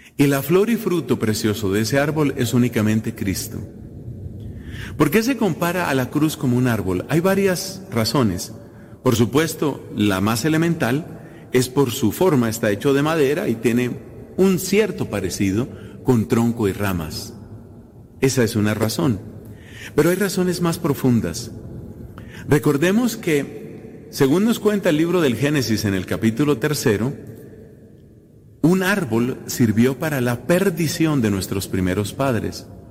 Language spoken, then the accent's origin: Spanish; Colombia; Coincide este año, esta celebración, repito, en mi país